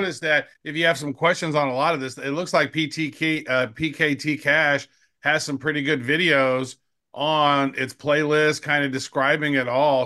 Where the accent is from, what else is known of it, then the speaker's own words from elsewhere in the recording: Kansas City, Missouri, United States; the Chiefs, 'cause it's my hometown team